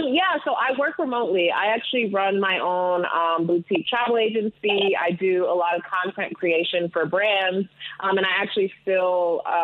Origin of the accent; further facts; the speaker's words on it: Detroit, Michigan, United States; also born or lived in London; I was born in Detroit, Michigan, but my parents are Ugandan immigrants.